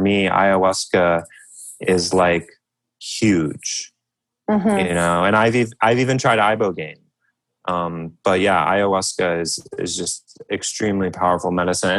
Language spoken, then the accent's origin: English; United States; growing up in America, growing up with a military father